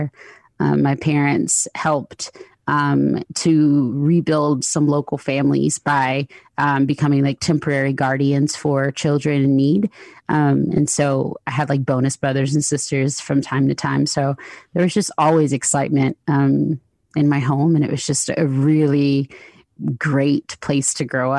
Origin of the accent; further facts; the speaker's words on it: Lithonia, Georgia, United States; I grew up in the Southeast, in the States, in a small town in Georgia. It's called Lathonia.